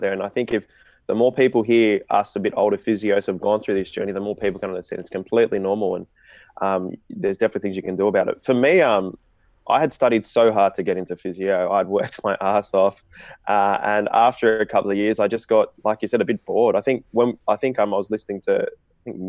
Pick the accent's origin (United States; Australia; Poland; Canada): Australia; me being of an Indian background, but being Australian